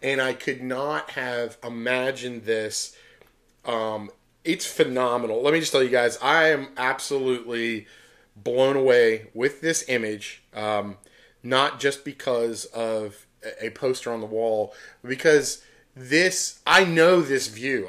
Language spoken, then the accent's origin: English; Pittsburgh, Pennsylvania, United States; moved away; Pittsburgh, that's my hometown